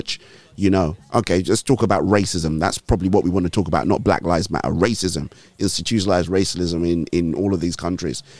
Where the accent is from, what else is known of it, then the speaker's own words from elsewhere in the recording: Nigeria; now in United Kingdom; I'm Nigerian